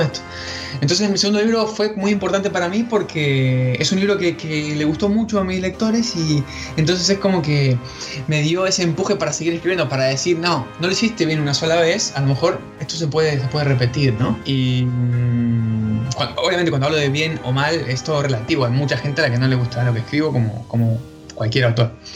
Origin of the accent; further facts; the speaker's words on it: Patagonia, Argentina; soy originario de la Patagonia, en la parte argentina, el sur de la Argentina